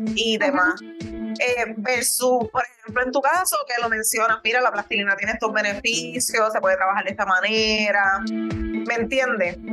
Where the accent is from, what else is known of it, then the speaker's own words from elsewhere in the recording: Puerto Rico; yo soy de Puerto Rico